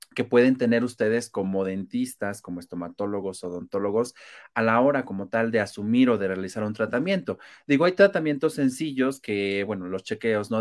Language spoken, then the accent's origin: Spanish; Mexico; somos demasiados mexicanos